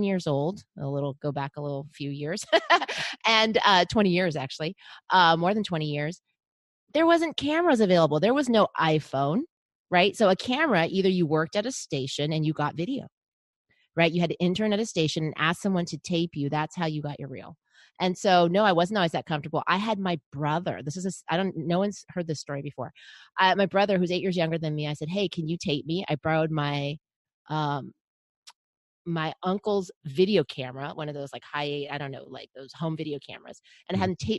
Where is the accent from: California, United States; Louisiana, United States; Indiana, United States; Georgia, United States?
California, United States; Los Angeles; now in San Diego, United States; ended up in my hometown of Los Angeles